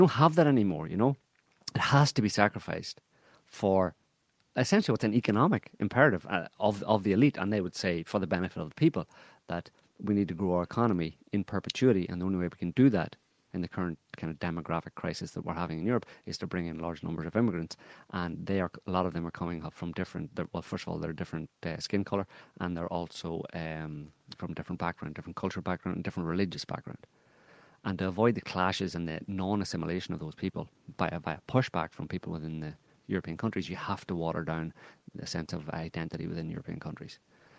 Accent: Ireland; it's a bizarre thing because I'm Irish, and it's a bizarre thing coming from Ireland, because Ireland has a long, long history, especially from my community

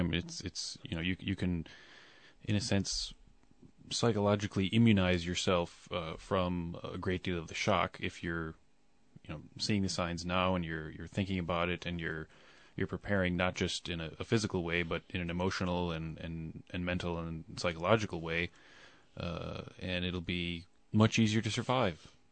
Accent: United States; moved away; I'm American and I lived there for a good many years

